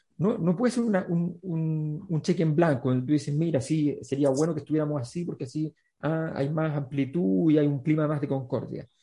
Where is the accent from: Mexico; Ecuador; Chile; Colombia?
Chile